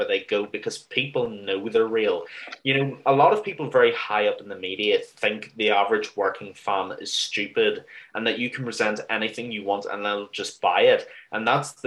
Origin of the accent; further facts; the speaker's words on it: Ireland; as an Irish mixed martial arts fan